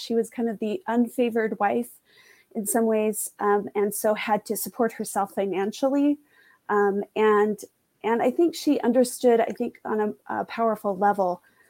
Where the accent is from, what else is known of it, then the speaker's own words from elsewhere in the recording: Orem, Utah, United States; now in North Salt Lake, United States; And I grew up in Orem and now live in North Salt Lake. So I understand about kind of conservative geography.